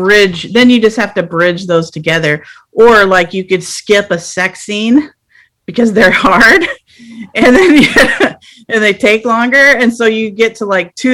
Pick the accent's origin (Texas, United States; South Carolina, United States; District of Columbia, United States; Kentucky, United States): Texas, United States; I'm a Texan